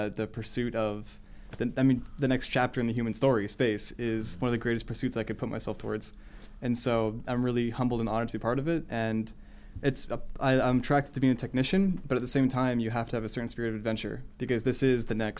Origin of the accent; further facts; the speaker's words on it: San Francisco, California, United States; I'm from actually close to around here, San Francisco